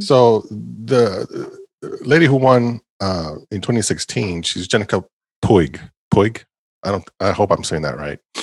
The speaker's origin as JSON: {"language": "English", "country": "Puerto Rico", "moved": "yes", "said": "my home country"}